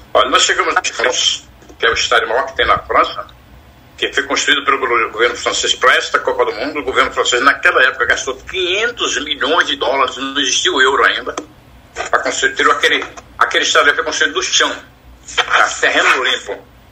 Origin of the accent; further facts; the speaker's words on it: Pernambuco, Brazil; eu sou de Pernambuco